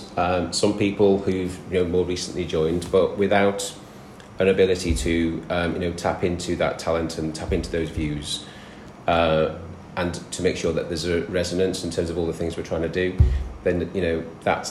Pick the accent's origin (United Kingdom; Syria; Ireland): United Kingdom; the north of England; accent: northern; moved away as an adult; also born or lived in London; You'll probably tell from my accent which bit of the world I come from. And I'm a northern lad.